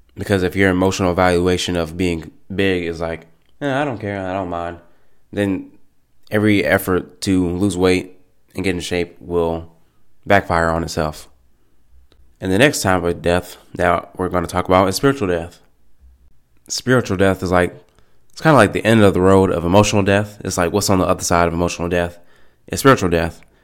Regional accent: United States; I'm an American. I'm an American

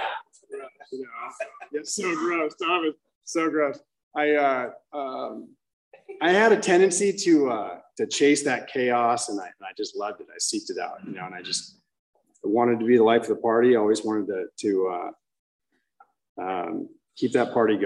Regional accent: Orange County, California, United States; I grew up in Orange County at a young age.

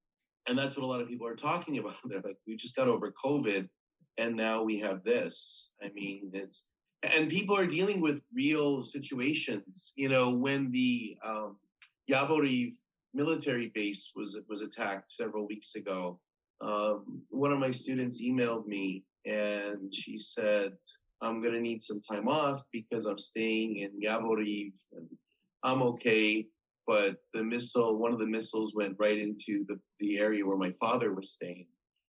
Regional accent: United States; I'm an American, and so that was a big thing.

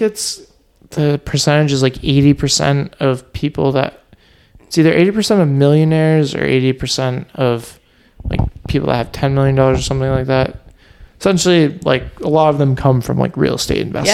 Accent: Vermont, United States; now in Boston, United States; I grew up in Vermont

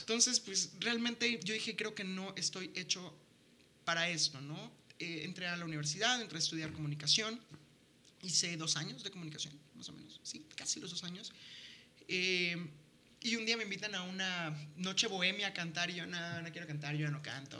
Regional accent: La Paz, Baja California Sur, Mexico; moved away; en La Paz, que es de donde soy

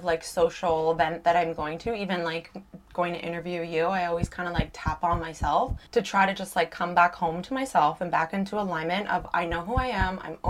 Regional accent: Canada; Just being Canadian

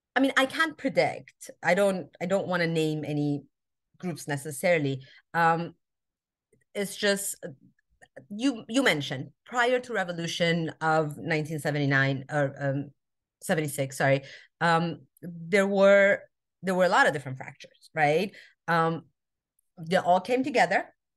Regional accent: Albuquerque, New Mexico, United States; also born or lived in Iran; now in Southern California, United States; I was born in Iran. I grew up in America. Albuquerque, New Mexico, actually, is where I grew up

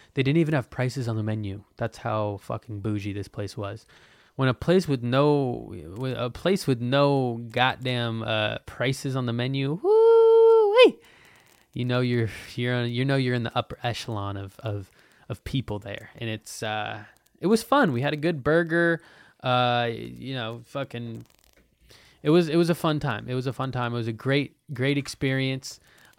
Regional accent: Hawaii, United States; moved away as an adult; I'm 19 and I moved to Portland. I was from Hawaii and I like finally moved

